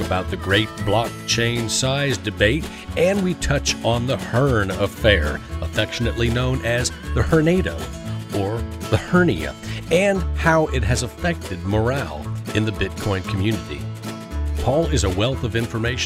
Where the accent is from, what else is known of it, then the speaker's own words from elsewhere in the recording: Indianapolis, Indiana, United States; now in Nashville, United States; I'm from Indianapolis